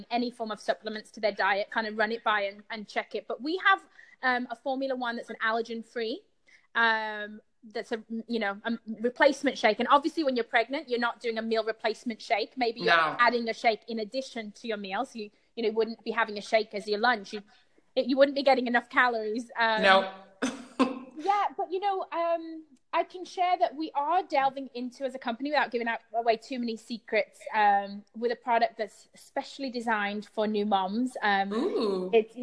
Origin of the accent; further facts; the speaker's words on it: United Kingdom; Being British